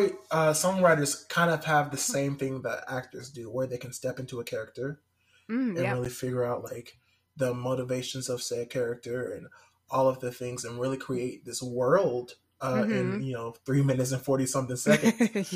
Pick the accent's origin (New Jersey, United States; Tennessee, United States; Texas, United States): Tennessee, United States; Nashville; also born or lived in South Carolina / North Carolina; But more about me, I grew up here in Nashville. Moved in a big circle from like North Carolina. Well, South Carolina to North Carolina, then back to here.